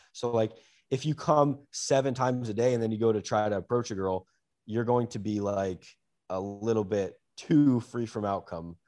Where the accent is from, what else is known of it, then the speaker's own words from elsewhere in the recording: United States; as an American